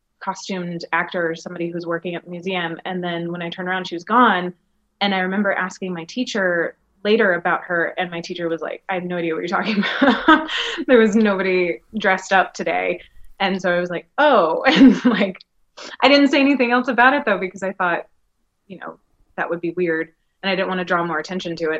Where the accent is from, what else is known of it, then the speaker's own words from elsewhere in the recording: Greensboro, North Carolina, United States; I grew up in Greensboro, North Carolina